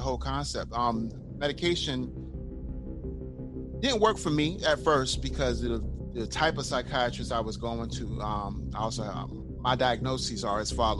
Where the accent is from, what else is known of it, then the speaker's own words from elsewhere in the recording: Haiti; now in United States; I'm not even typically your typical American. I come from Haiti.